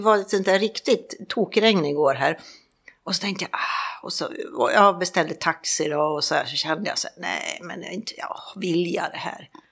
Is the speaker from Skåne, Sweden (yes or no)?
no; Stockholm, Stockholm County, Sweden; moved away as an adult; also born or lived in Mallorca; now in Palma, Spain; jag åker ju hem på tisdag mm. och firar jul hemma i Stockholm